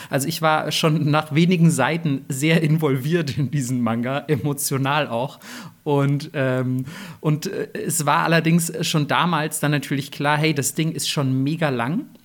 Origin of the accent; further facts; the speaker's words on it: Germany; als nicht nur Deutsche, sondern als Leute aus dem Westen